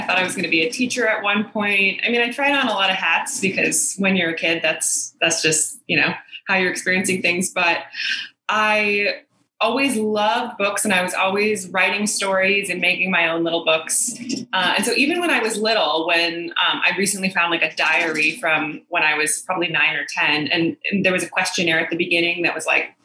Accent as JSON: {"language": "English", "town": "Milwaukee", "region": "Wisconsin", "country": "United States", "tie": "born or raised there", "also_born_or_lived": "Chicago area", "moved": "as an adult", "lives_now": "Brooklyn, United States", "said": "I'm originally from the Milwaukee area. So I grew up in the suburbs of Milwaukee"}